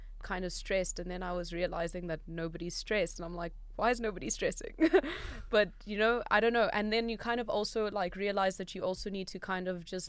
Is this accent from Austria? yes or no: no; South Africa; Yeah, no, being from South Africa, you try to avoid danger at all costs.